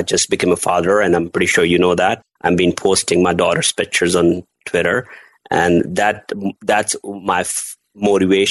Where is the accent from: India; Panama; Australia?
India; Delhi; I'm born and raised in India, Delhi